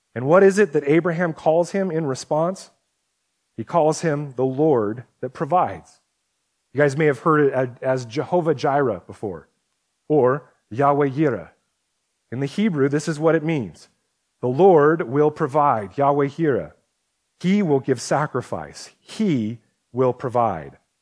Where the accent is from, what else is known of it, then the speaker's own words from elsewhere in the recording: United States; us as a American, Western Christians